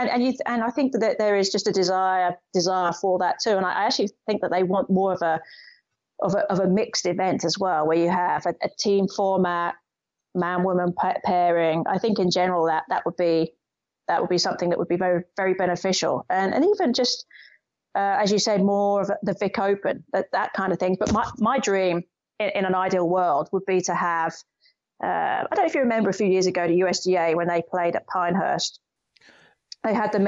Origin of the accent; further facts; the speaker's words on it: United Kingdom; And being typically British, there is a general feeling of you can't be, don't show that you're too confident.